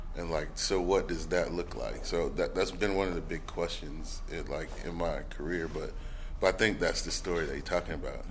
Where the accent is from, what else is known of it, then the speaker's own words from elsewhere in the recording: Alabama, United States; now in Atlanta, United States; Alabama, which is my home state